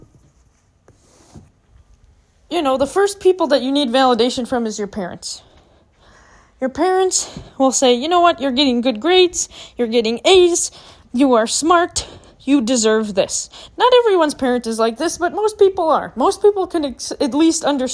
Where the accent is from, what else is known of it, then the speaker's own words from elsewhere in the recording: Minnesota, United States; moved away as an adult; now in Arizona, United States; when I was growing up in Minnesota